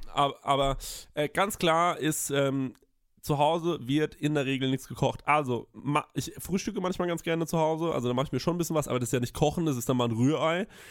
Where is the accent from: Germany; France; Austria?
Germany; Aschaffenburg, Bavaria; ich bin aus Aschaffenburg